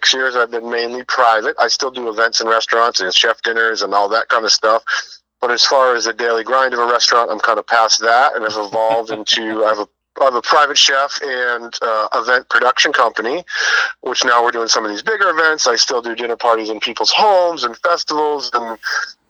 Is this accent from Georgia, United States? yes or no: no; Hinsdale, New Hampshire, United States; moved away; I'm on my way to my hometown of Hinsdale, New Hampshire